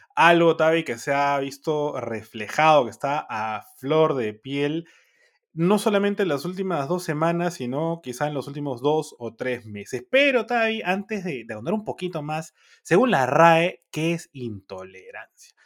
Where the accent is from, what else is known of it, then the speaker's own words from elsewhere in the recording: Peru; soy peruano